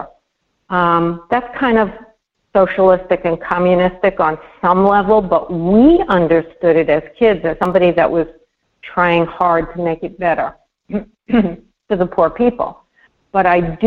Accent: New York, United States; I'm a New Yorker

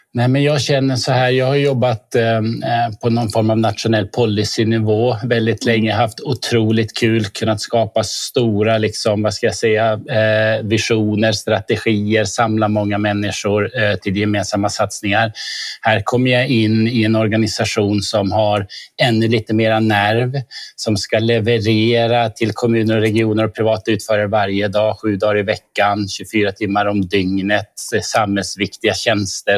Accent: Norrbotten County, Sweden; now in Stockholm, Sweden; Jag är norrbottning som du Lisbeth.

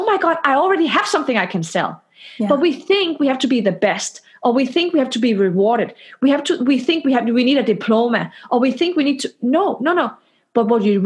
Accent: Denmark; now in Palo Alto, United States; I am from Denmark.

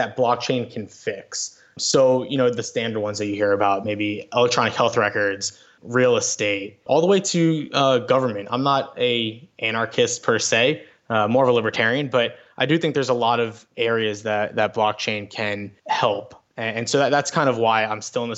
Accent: South Florida, United States; I grew up in South Florida

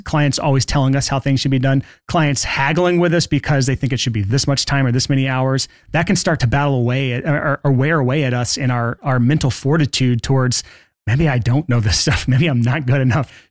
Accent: Alabama, United States; I grew up in Alabama

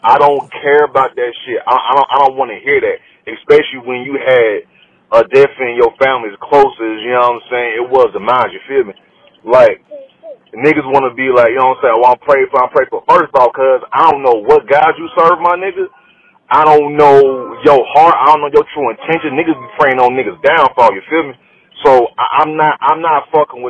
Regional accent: Salisbury, North Carolina, United States; I'm from North Carolina, but I'm from Salisbury, 704

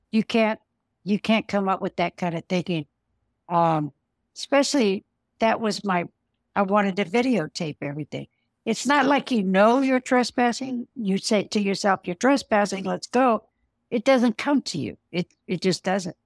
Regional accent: San Diego, California, United States; also born or lived in Los Angeles, California; now in Idaho, United States; I was raised in California

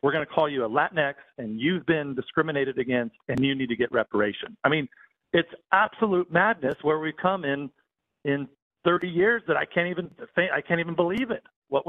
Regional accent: San Joaquin Valley, California, United States; I grew up in the San Joaquin Valley, and, we had, not a lot of people were, really born in the San Joaquin Valley because it's just been a growing area. It was an agricultural area.

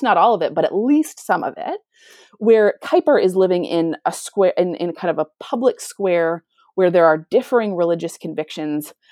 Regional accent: United States; moved away as an adult; also born or lived in Europe; now in Canada; I am American, but I have not lived in America for many years

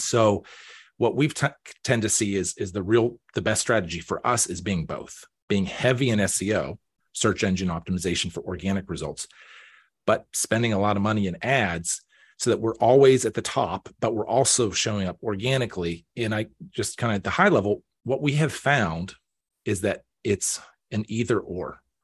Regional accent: Pittsburgh, Pennsylvania, United States; moved away as an adult; also born or lived in Erie, Pennsylvania / Baltimore / Washington, D.C.; I was born here, um, I grew up out in Beaufort County

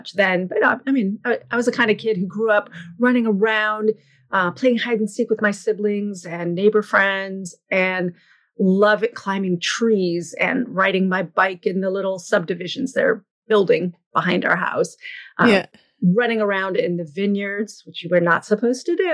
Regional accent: Sonoma, California, United States; also born or lived in France; now in Oakland, United States; I grew up in Northern California, so the wine country, Sonoma specifically

